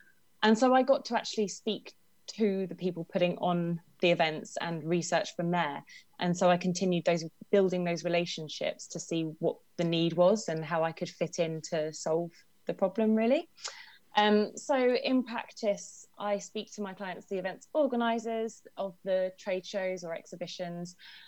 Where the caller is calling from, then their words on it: Brighton and Hove, South East England, United Kingdom; I'm calling from Brighton and Hove. Lovely sunny day here.